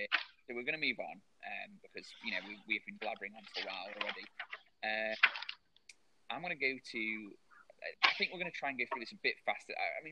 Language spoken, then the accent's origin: English; England, United Kingdom; Because we're English.